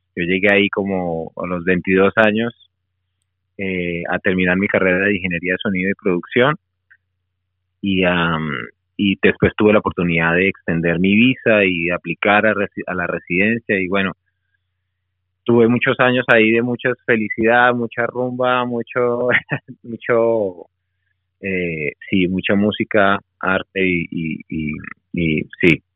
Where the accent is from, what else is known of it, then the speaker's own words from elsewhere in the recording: Barranquilla, Atlántico, Colombia; accent: costeño cachaco; moved away as an adult; also born or lived in Bogotá; now in Melbourne, Australia; en Barranquilla mi infancia hasta los 10, 11 y, eh, y después en Bogotá hasta los 22 y aquí en, en Australia llevo 20 años